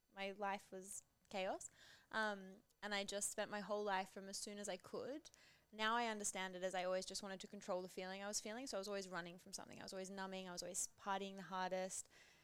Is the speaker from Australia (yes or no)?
yes; Byron Bay, New South Wales, Australia; moved away as an adult; now in Melbourne, Australia; So Byron, I grew up in Byron.